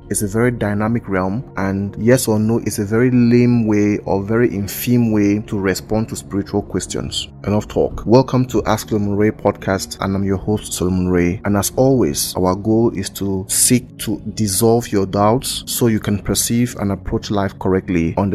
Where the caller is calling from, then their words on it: Buea, Southwest Region, Cameroon; from Buea, Cameroon.